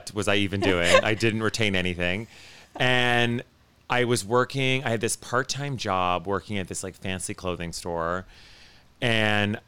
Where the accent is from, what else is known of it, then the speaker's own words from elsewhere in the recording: Ottawa, Ontario, Canada; moved away as an adult; also born or lived in Kingston, Canada; I grew up in Ottawa, Canada, which is the nation's capital